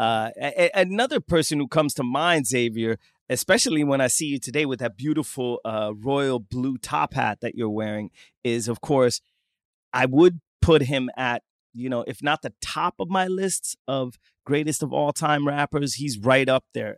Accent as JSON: {"language": "English", "region": "southern Sweden", "country": "Sweden", "accent": "southern Swedish dialect", "said": "I'm from the south of Sweden."}